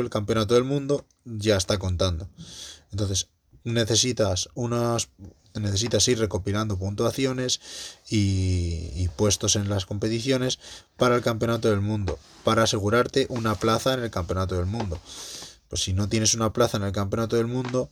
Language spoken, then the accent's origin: Spanish; Madrid, Community of Madrid, Spain; moved away; la de Madrid coincide, que, es en, pues en mi ciudad natal